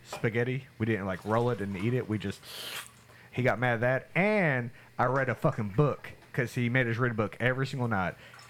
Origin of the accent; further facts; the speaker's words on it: Tulsa, Oklahoma, United States; I'm from Tulsa, Oklahoma.